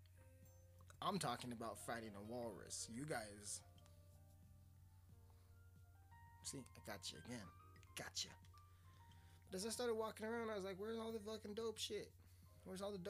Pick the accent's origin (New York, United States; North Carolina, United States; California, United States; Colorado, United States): Colorado, United States; I'm from Colorado. I'm from a very small place in Colorado.